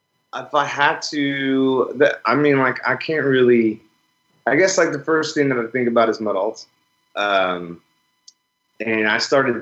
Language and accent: English; Turlock, California, United States; My hometown is here, Turlock. It's where I was born and raised and where I currently live.